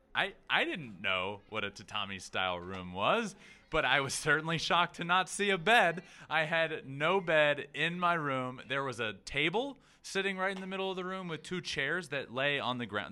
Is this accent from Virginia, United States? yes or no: yes; Goochland, Virginia, United States; I'm from a very small town called Goochland, Virginia.